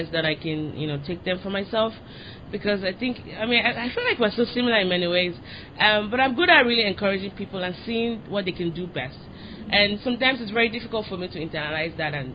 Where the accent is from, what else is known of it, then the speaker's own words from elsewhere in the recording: Lagos, Nigeria; moved away; I'm from Lagos. I'm from Lagos. It's like the most populous city in Nigeria.